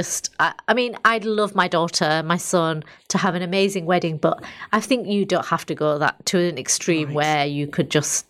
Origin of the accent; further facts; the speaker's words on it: Bradford, Yorkshire and the Humber, United Kingdom; moved away; I was from Bradford.